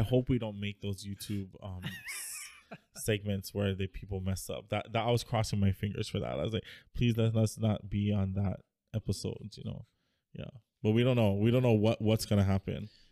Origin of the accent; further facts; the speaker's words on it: United States; now in Hawaii, United States; growing up in the States